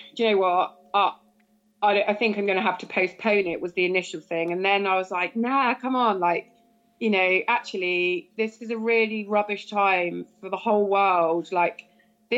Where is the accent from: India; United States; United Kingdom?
United Kingdom; Cornwall, South West England; being a Cornish girl